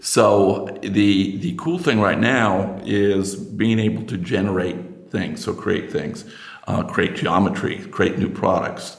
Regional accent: United States; accent: American; also born or lived in Princeton, New Jersey; because you can tell from my accent, I'm, I'm American

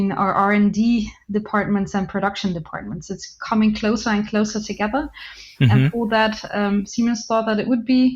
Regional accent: Flanders, Belgium; moved away; also born or lived in Dubai; From Belgium, also the north, but then Belgium

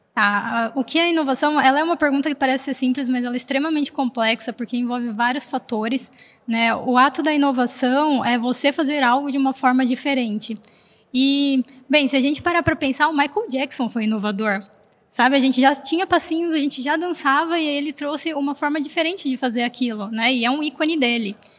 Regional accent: Americana, São Paulo, Brazil; eu sou do interior de São Paulo, como então vocês podem ver interior, né? Lá de Americana

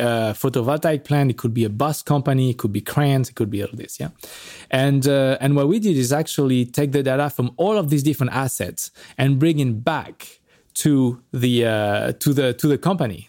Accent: France; moved away; also born or lived in Paris; I'm from France

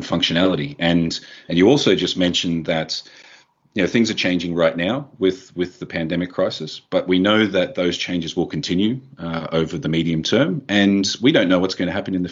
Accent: Australia; I'm actually Australian.

